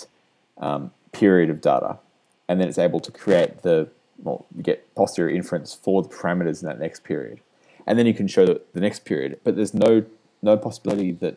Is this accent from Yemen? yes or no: no; Australia; moved away as an adult; now in United States; I'm Australian, as you could probably work out, and I moved over here about 15 months ago